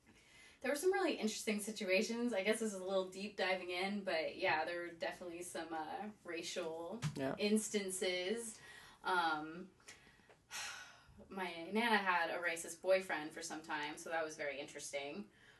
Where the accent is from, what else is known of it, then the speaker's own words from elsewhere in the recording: Hot Springs Village, Arkansas, United States; also born or lived in Mexico / California; So I grew up in Hot Springs Village, Arkansas. So okay. That means that I grew up in the largest retirement village in the United States.